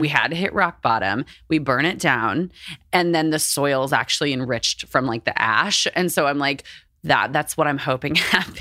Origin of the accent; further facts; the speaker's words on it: Texas, United States; I grew up in Texas in, like, a, like, a religious household